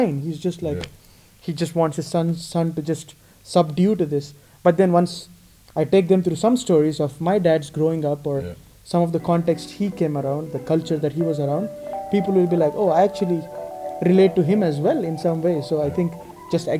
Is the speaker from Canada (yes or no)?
no; India; accent: Indian; also born or lived in United States / Italy / Spain / Netherlands; now in Amsterdam, Netherlands; I grew up in India, then I lived in the US for a little bit, then moved to Italy in the middle, then lived in Spain, and now I live in the Netherlands